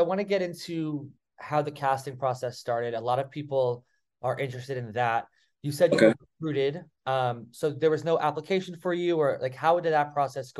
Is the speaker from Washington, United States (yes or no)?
no; New Jersey, United States; moved away; I'm from Jersey originally